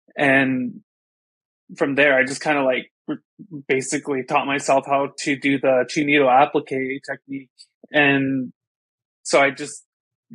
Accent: Crow Indian Reservation, Montana, United States; moved away as an adult; also born or lived in White Cone, Arizona; I was born and raised on the Crow Indian Reservation in Montana.

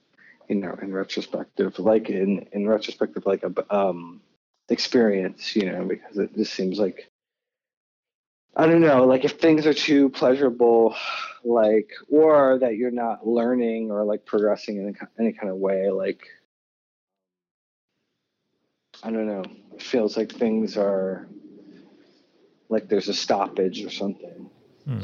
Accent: New Mexico, United States; born there; I was born in New Mexico, and I was born on an Air Force base because my dad was in the Air Force.

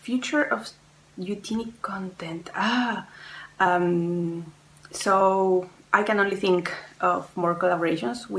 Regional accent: Chile; moved away as an adult; now in France; I was born in Chile, but I moved to France a couple of years ago.

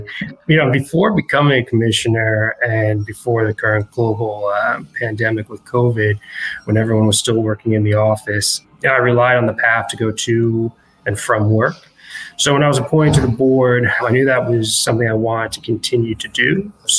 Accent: Union City, New Jersey, United States; growing up in Union City, New Jersey, which is one of the most densely populated cities in the state, and I believe in the country.

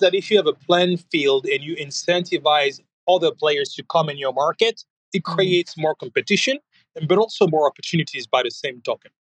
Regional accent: France; now in United States; I'm, French living in America

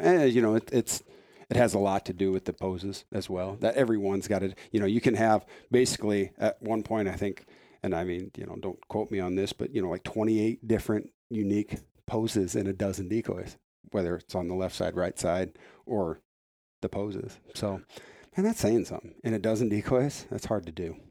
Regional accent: Iowa, United States; I'm from Iowa

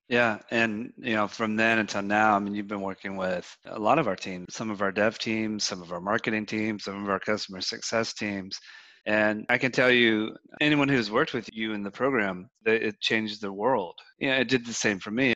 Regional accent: United States; growing up in the United States

